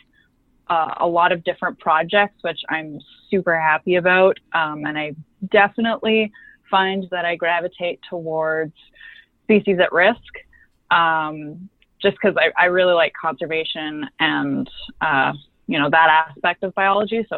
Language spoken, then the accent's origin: English; British Columbia, Canada; moved away as an adult; now in Newfoundland, Canada; I'm actually from British Columbia